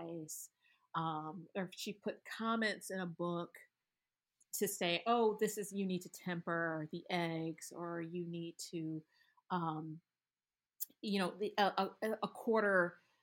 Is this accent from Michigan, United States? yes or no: yes; Michigan, United States; I grew up in Michigan around a lot of Middle Eastern people